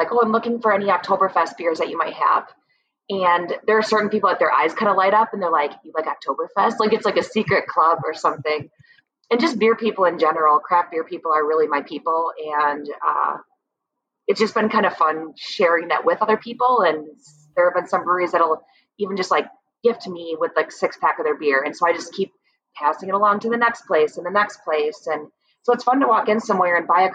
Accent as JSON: {"language": "English", "area": "Fox Valley", "region": "Wisconsin", "country": "United States", "tie": "born or raised there", "said": "I am born and raised in the Fox Valley"}